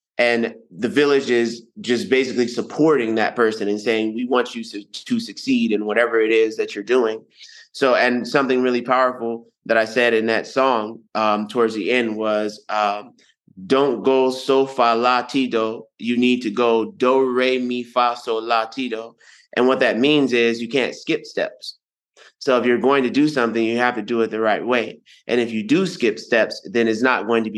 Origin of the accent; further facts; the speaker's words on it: United States; accent: American; my American accent